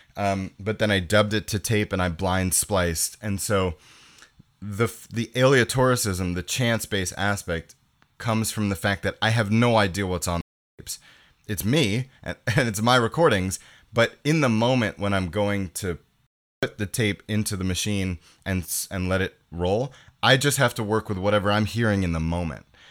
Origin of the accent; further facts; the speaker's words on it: New York, United States; moved away as an adult; now in Montreal, Canada; I grew up in New York, so, um, I moved to Canada when I was eighteen.